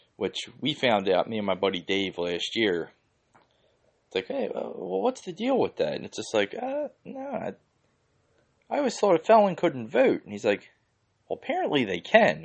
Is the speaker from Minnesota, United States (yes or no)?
no; Philadelphia, Pennsylvania, United States; I grew up in the Holmesburg section in Northeast Philly.